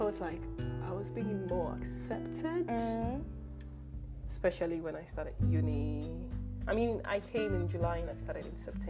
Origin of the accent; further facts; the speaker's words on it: Ghana; well, I'm Ghanaian.